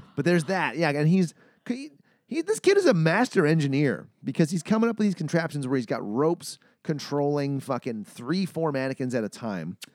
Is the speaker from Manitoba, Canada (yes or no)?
yes; Manitoba, Canada; I'm from Manitoba. I know what minus forty feels like